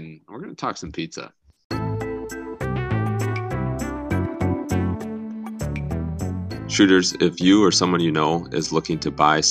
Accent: Algona, Iowa, United States; moved away; back in my hometown of Algona

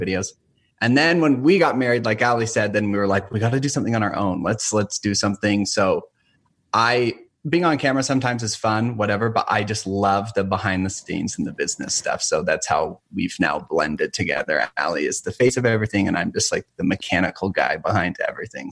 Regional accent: St. George, Utah, United States; moved away as an adult; now in northern Utah, United States; born and raised in St. George, Utah, southern Utah

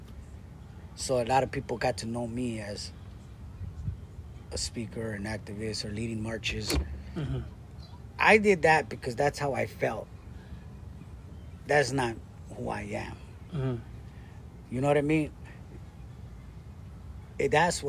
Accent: La Puente, California, United States; my city where I grew up in La Puente

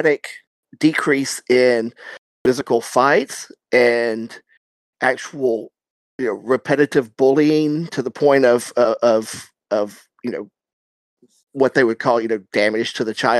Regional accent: South Carolina, United States; I grew up in South Carolina

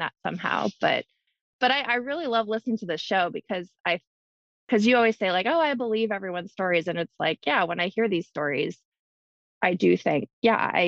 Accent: Hawaii, United States; I was born and raised in Hawaii

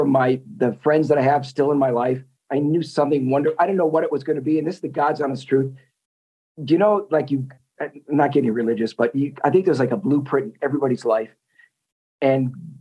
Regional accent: Wisconsin, United States; growing up in Wisconsin

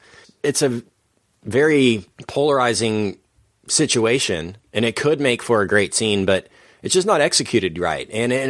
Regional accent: Dallas, Texas, United States; because we grew up in Dallas.

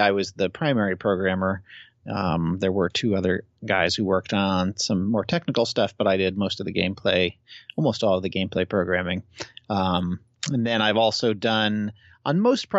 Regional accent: Massachusetts, United States; moved away; also born or lived in Chicago / Seattle; I'm originally from East Coast, Massachusetts

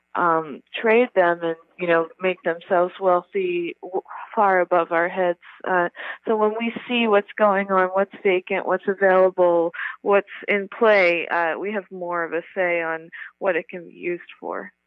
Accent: New York, United States; I grew up in New York, and then I came here after college

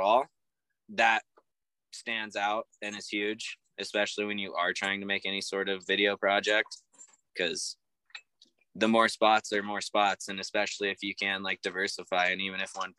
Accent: Shaver Lake, California, United States; moved away; my hometown of Shaver Lake

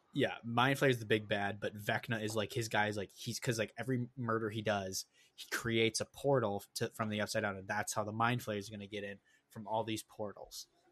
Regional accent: Minnesota, United States; also born or lived in Wisconsin; we grew up in Minnesota

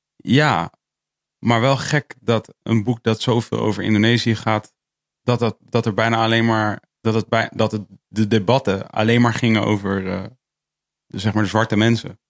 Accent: Netherlands; ik ben, ik ben dus hier opgegroeid

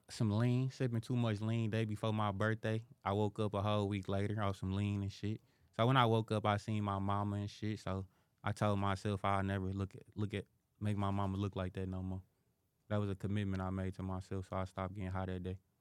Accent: Detroit, Michigan, United States; born and raised in Detroit

